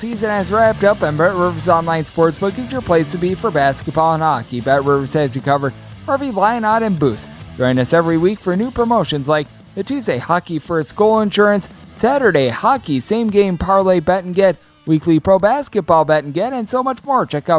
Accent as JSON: {"language": "English", "region": "Wisconsin", "country": "United States", "said": "my home state of Wisconsin."}